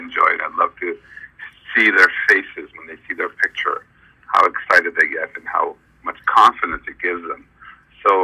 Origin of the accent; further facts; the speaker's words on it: New York City, New York, United States; also born or lived in Kosovo / Italy; I was only 5 years old when I left Kosovo into Italy and came to the States. I've been in the States for about 45, 46 years in New York City